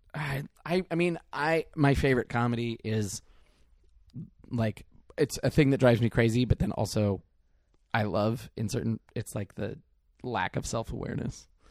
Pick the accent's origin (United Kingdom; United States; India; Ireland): United States; Mill Valley, California; I'm from Mill Valley